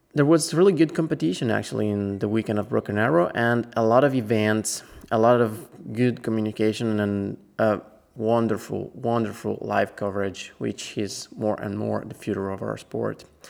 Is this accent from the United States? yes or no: no; Italy; I'm actually from Italy